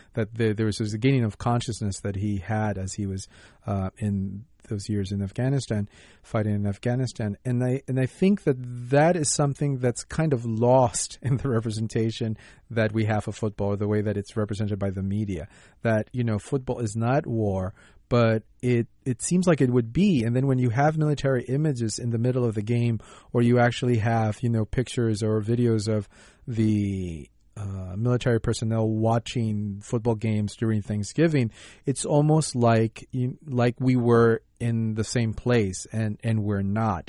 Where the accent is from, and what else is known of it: United States